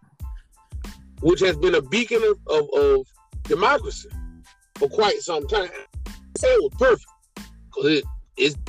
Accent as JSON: {"language": "English", "country": "United States", "said": "I'm not from Africa. Black man, I'm an American"}